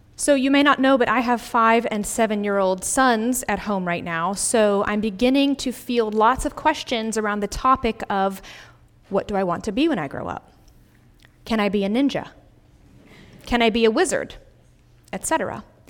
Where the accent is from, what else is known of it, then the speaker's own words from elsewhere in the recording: Greenville, South Carolina, United States; moved away as an adult; my hometown of Greenville, South Carolina